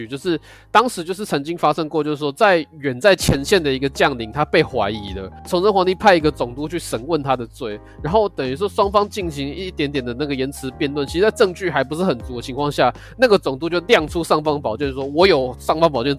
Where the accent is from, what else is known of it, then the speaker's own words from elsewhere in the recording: Shaanxi, China; 因为我们陕西那边我们都古古代是我们叫做秦嘛，所以他叫做秦军。